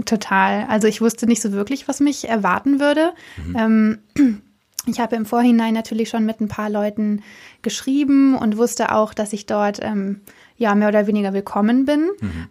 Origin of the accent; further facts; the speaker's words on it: Cologne, North Rhine-Westphalia, Germany; moved away as an adult; now in Berlin, Germany; Ich komme äh, aus Köln